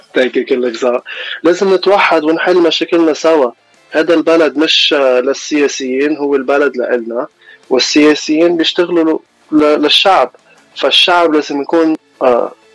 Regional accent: Los Angeles, California, United States; also born or lived in Mount Lebanon, Lebanon; أنا من لوس أنجلوس كاليفورنيا إلي إلي 26 سنة عايش هوني وعشت شوي بلبنان بالجبل

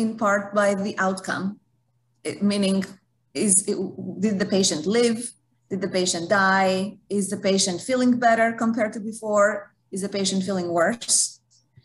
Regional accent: Greece; now in United States; I'm from Greece, haven't worked in Europe

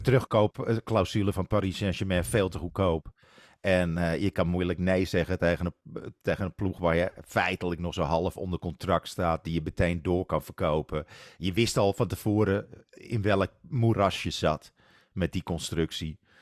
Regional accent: Netherlands; als Nederlanders

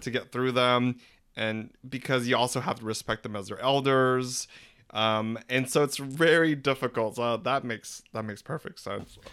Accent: Philippines; We're three Filipino gay guys

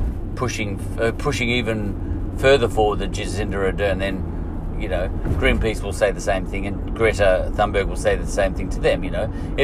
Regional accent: Australia; We have a tradition, a culture, a history of car manufacturing in Australia that was huge. I was brought up on Ford Holden

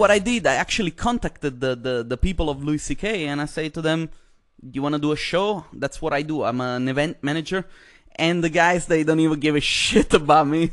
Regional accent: Italy; moved away; I come from Italy

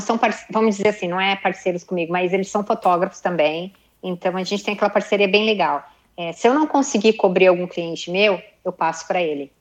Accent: Brazil; moved away as an adult; also born or lived in Japan; eu sou brasileira, meu pai é japonês

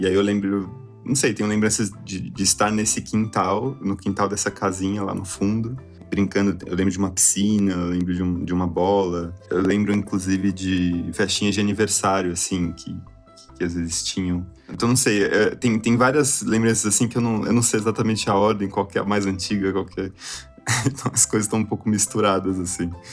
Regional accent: São Paulo, Brazil; Eu nasci em São Paulo mesmo, é, num hospital lá em Guarulhos. E eu morei muito pertinho de lá, né? Num, bairro que chama São Miguel Paulista, em São Paulo mesmo

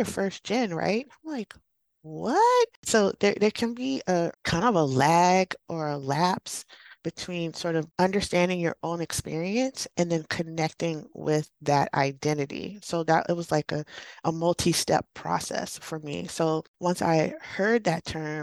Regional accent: Alexandria, Virginia, United States; I'm from the Washington, D.C. area, a suburb, Alexandria, Virginia.

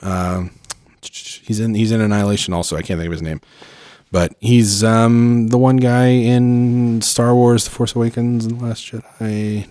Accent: Oklahoma, United States; moved away; I'm from Oklahoma originally

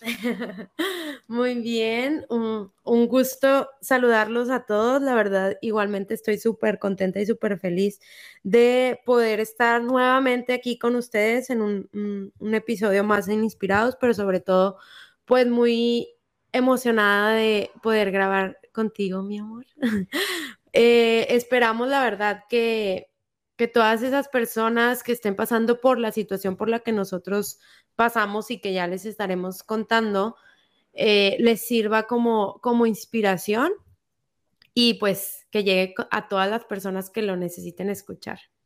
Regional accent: Mexico; yo soy mexicana

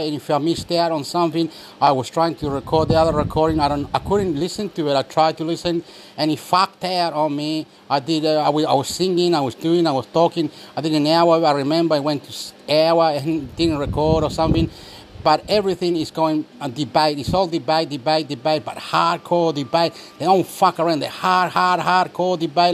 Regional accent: Chile; now in Australia; Chile, I'm from Chile. I live in Australia

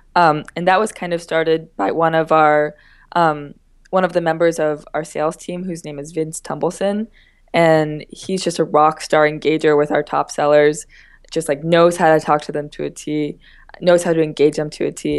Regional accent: Boothwyn, Pennsylvania, United States; I'm from Boothwin, Pennsylvania, which is about twenty minutes south of Philadelphia.

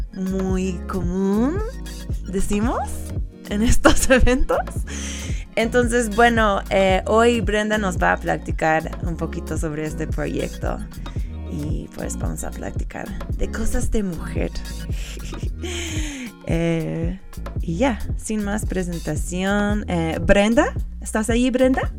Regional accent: United States; now in Mexico; soy gringa

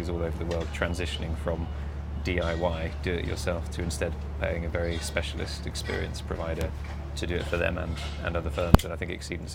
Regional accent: United Kingdom; I'm British

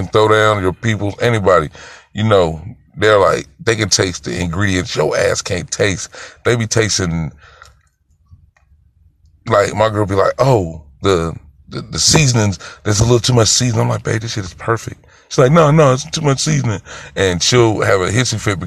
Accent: Greenville, South Carolina, United States; I'm from Greenville, South Carolina.

